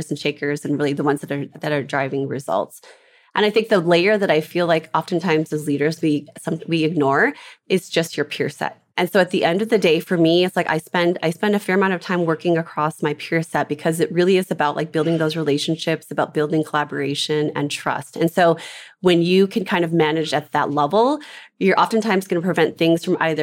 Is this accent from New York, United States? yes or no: no; Minnesota, United States; I'm from Minnesota, grew up in Minnesota